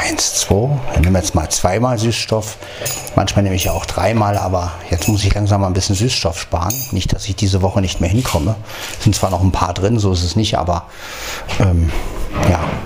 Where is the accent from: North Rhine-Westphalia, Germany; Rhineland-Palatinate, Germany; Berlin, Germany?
Berlin, Germany; moved away; Berlin, Berlin, meine Heimat